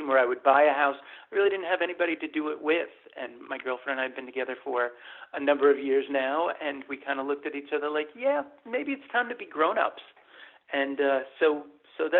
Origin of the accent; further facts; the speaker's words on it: Rhinebeck, New York, United States; I'm moving back to my hometown of Rhinebeck, New York